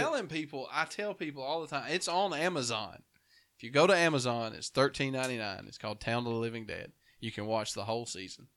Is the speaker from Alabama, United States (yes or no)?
yes; Dora, Alabama, United States; moved away; I'm from Dora originally